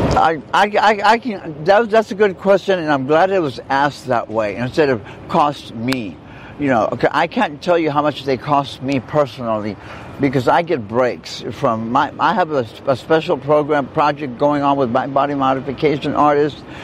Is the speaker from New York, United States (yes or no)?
no; South Texas, United States; moved away; I'm from South Texas. That's where I was born. That's where I was raised by my grandparents.